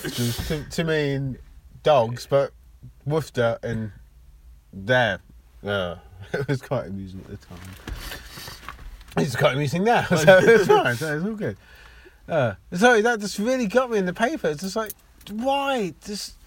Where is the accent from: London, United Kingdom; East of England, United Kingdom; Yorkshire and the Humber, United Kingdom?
East of England, United Kingdom; Luton; I was born in Luton